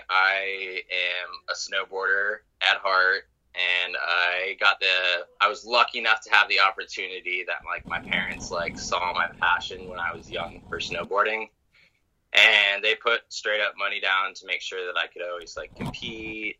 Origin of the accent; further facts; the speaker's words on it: Carbondale, Colorado, United States; I grew up in Carbondale, which is about 3 hours away from Denver.